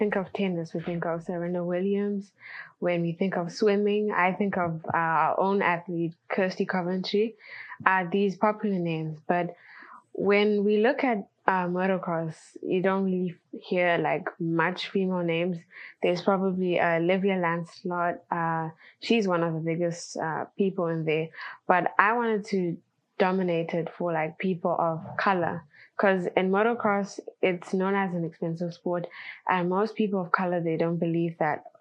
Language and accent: English; Zimbabwe; I come from Zimbabwe in Africa